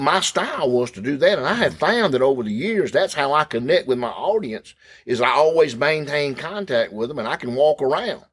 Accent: Clark's Chapel, near Thomaston, Georgia, United States; I grew up in Clark's Chapel.

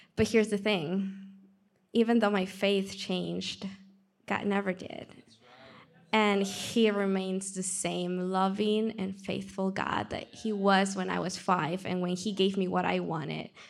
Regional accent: Peru; accent: Peruvian; English is a second language; moved away; I'm from Peru, that's where the accent comes from. So, I'm growing up in Peru

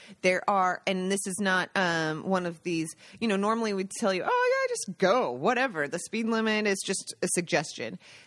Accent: Seattle, Washington, United States; moved away as an adult; now in Italy; I grew up in Seattle and Ballard

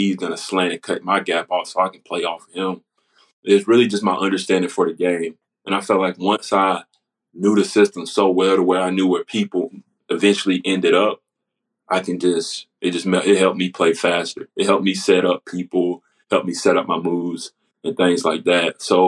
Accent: Spartanburg, South Carolina, United States; I was from Spartanburg, South Carolina, so I knew a lot about schools like Furman, South Carolina, Clemson, Citadel.

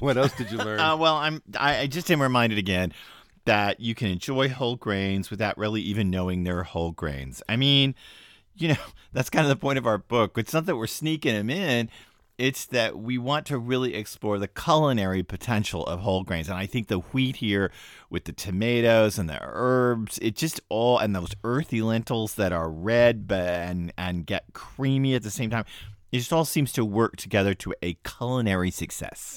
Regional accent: Texas, United States; now in New England, United States; I grew up in Texas

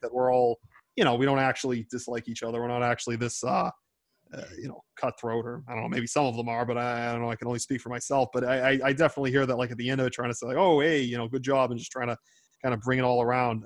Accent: Boston, Massachusetts, United States; accent: Boston; in my 24 years of, of, of, walking the hard streets of Boston, I have heard no accent harder than that of yours truly

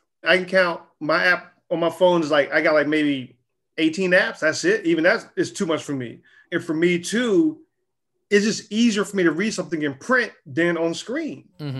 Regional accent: the South, United States; I grew up in the South, but I guarantee you, I knew from jump hip hop was not just rap music.

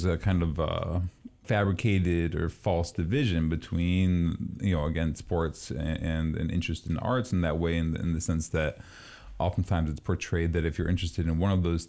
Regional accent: East Coast, United States; moved away; Growing up on the East Coast, lacrosse is a major phenomenon out there

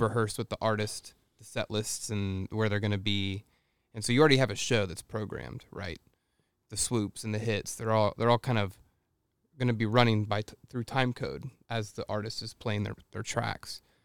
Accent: Texas, United States; I grew up in Texas and my mom played the piano in the church

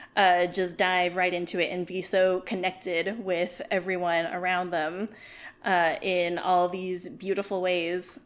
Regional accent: South Carolina, United States; I grew up in South Carolina

